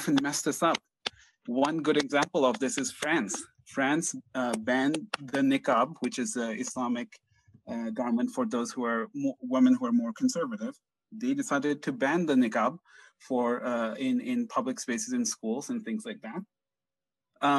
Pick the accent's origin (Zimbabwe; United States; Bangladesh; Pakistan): Bangladesh; I'm from Bangladesh